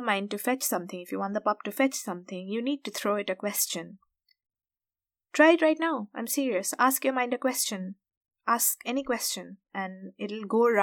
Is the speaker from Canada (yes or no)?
no; India; we grew up in India, and especially from middle-class families